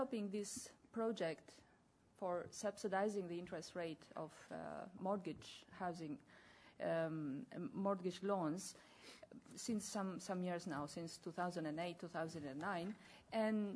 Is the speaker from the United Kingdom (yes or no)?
no; Albania; I come from Albania.